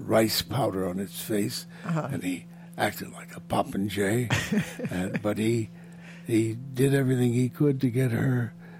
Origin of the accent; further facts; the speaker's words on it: Kansas City, United States; Kansas City.